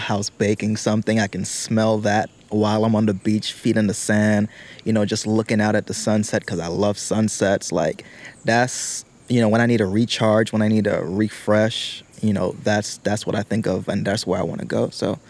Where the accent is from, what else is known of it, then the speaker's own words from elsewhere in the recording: British Virgin Islands; moved away; I'm from the British Virgin Islands